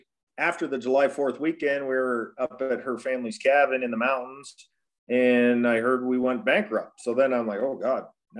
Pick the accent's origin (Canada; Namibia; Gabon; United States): Canada; Elmira, Ontario; we grew up in Elmira, it's German area, so I wasn't like a real change going to Germany either, really.